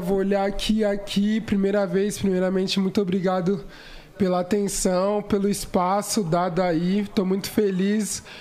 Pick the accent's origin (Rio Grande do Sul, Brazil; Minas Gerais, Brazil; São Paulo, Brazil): São Paulo, Brazil; eu sou local de São Paulo, capital, uhum. ali Zona Sul, Brooklyn